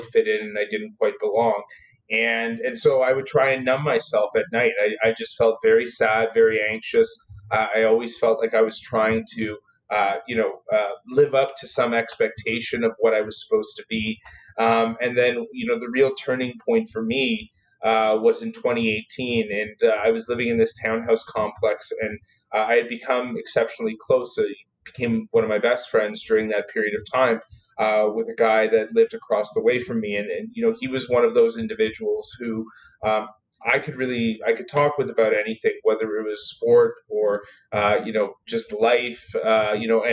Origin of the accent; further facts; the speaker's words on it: Toronto, Ontario, Canada; I grew up in Toronto